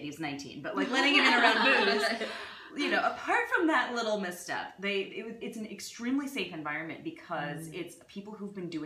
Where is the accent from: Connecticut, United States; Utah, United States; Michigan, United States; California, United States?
California, United States; Bay Area; growing up in the Bay Area